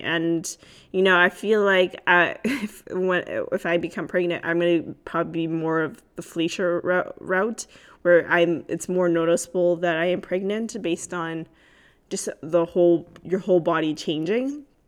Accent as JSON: {"language": "English", "country": "Canada", "said": "I am Canadian"}